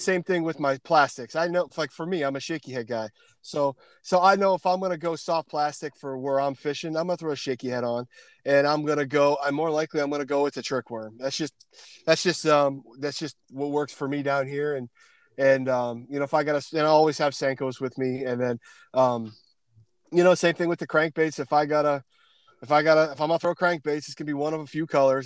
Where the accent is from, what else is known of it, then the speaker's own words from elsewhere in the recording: Pennsylvania, United States; moved away; also born or lived in Canada; Pennsylvania boy